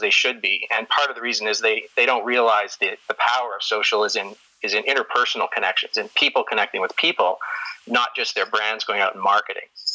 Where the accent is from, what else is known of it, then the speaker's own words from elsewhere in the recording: Toronto, Ontario, Canada; also born or lived in Detroit; now in Calgary, Canada; I grew up in Toronto